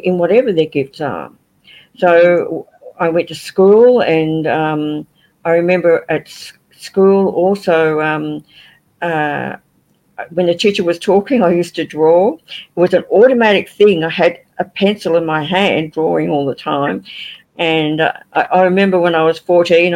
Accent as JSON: {"language": "English", "town": "Liverpool", "region": "North West England", "country": "United Kingdom", "tie": "born or raised there", "moved": "yes", "lives_now": "Australia", "said": "Look, I was born in England. I was born in Liverpool"}